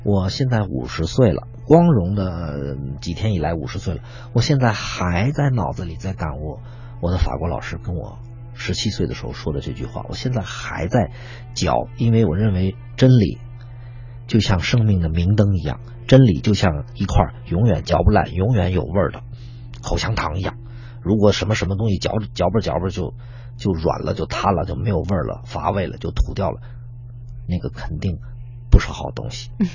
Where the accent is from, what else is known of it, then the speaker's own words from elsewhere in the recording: Beijing, China; 我作为一个土生土长的北京人